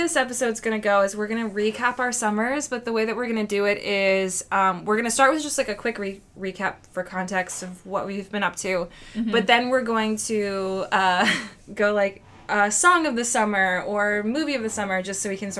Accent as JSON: {"language": "English", "town": "Lancaster", "region": "Pennsylvania", "country": "United States", "said": "we were from Lancaster, Pennsylvania."}